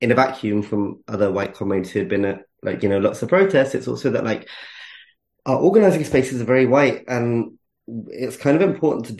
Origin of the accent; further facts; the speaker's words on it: United Kingdom; I'm British and I'm Asian